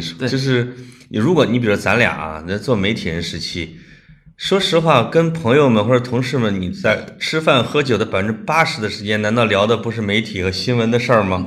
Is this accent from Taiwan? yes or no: no; China; also born or lived in Scotland; 我们中国人的大方